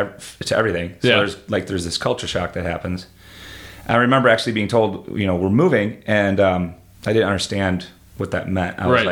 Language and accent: English; Illinois, United States; also born or lived in England; So we moved from Illinois to Europe to England for a couple of years.